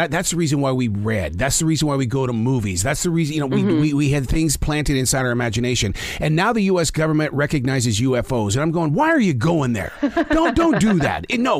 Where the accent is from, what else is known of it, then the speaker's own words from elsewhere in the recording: Montana, United States; now in Carolinas, United States; I'm from Montana.